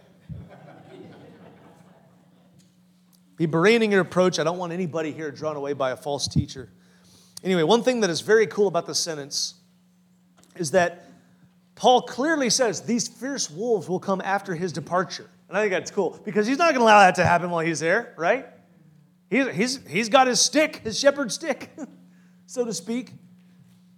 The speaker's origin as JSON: {"language": "English", "town": "Farmers Branch", "region": "Texas", "country": "United States", "tie": "born or raised there", "said": "I grew up in Farmers Branch, very close to the Word of Faith Church"}